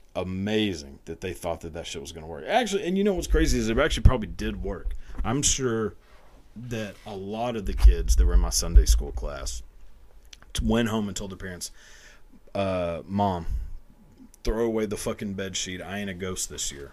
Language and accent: English; outside of Dallas, Texas, United States; I grew up outside of Dallas